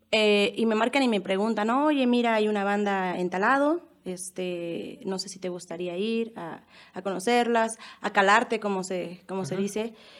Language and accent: Spanish; Mexico City, Mexico; moved away as an adult; now in Michoacán, Mexico; yo soy originaria de la Ciudad de México. Eh, Aquí en Michoacán voy a hacer, voy a cumplir eh, cinco años el 9 de diciembre